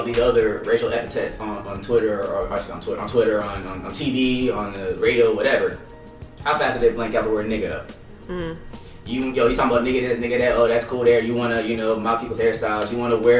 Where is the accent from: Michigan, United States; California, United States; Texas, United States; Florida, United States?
California, United States; growing up in California, you know, I grew up around Mexicans and Asians, like, in my neighborhood